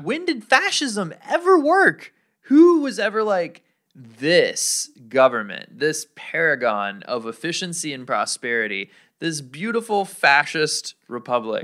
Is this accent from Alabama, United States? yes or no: yes; Alabama, United States; now in Hawaii, United States; growing up in Alabama